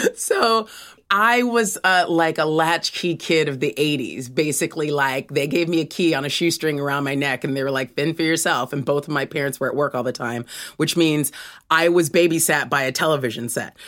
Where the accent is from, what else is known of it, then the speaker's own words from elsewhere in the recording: Los Angeles, California, United States; moved away as an adult; now in United Kingdom; I was born in Los Angeles, California